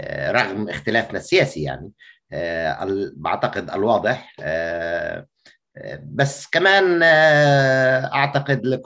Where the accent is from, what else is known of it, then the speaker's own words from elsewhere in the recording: Beirut, Beirut Governorate, Lebanon; يعني شوف اكيد انه خلقت في بيروت وبالتالي وخلقت لعائله سياسيه آه، وبالتالي كمان تربيت في أوساط الحرب الأهلية